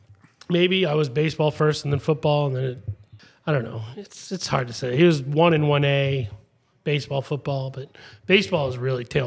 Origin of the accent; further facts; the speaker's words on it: Oxford, Massachusetts, United States; moved away as an adult; now in Florida, United States; And Oxford is where I'm from.